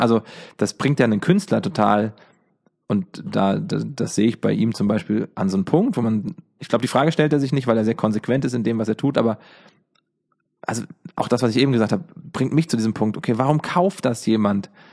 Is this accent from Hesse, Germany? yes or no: yes; Giessen, Hesse, Germany; Ich komme aus Gießen, daher kennen wir uns. Gießen ist äh, die Homebase